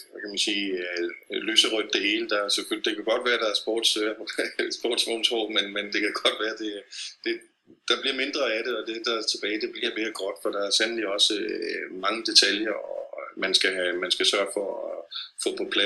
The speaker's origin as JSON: {"language": "Danish", "town": "Copenhagen", "region": "Capital Region of Denmark", "country": "Denmark", "moved": "as an adult", "lives_now": "Moscow, Russia", "said": "som vi er vant til hjemme i København"}